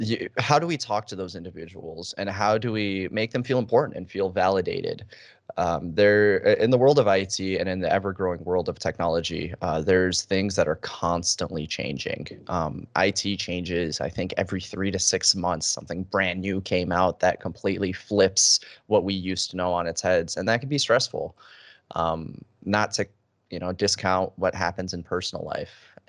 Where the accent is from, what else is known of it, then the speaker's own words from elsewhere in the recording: Detroit, Michigan, United States; also born or lived in Chicago; now in Arizona, United States; I was born in Chicago, and I lived there for about 6 years of my life. My family then moved for new opportunities to Detroit, Michigan, where I spent the better half of a decade there.